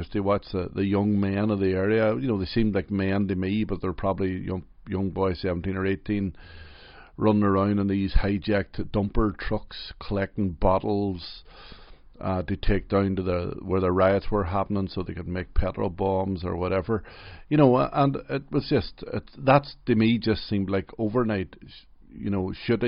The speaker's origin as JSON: {"language": "English", "town": "Derry", "region": "Northern Ireland", "country": "United Kingdom", "tie": "born or raised there", "said": "I'm from Derry in Northern Ireland. I've lived there all my life. I'm 54 years of age now, so I was born in 1961 in Derry."}